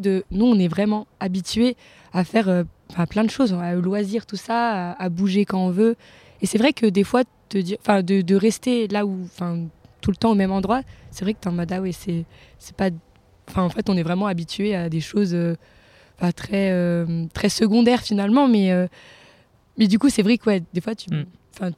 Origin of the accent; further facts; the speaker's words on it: France; je viens de Vorep